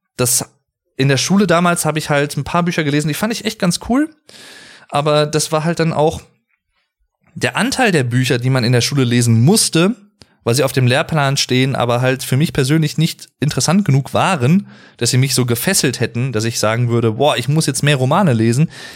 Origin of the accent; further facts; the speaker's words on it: Arnsberg, North Rhine-Westphalia, Germany; Bei uns hier im Sauerland, wo ich wohne, wo ich herkomme, in Arnsberg